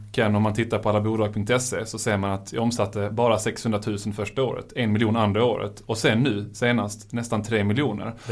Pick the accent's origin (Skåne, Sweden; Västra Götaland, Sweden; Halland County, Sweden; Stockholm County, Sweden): Skåne, Sweden; Malmö; jag är ju själv från Malmö